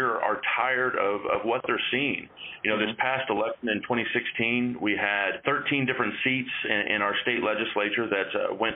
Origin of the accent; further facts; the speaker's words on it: Oklahoma City, Oklahoma, United States; now in Kansas, United States; I grew up in Oklahoma City, Oklahoma